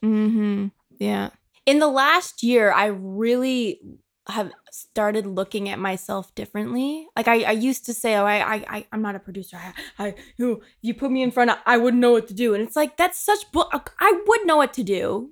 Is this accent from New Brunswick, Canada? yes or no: no; Markham, Ontario, Canada; moved away; I'm from Toronto, but I'm actually from a town called Markham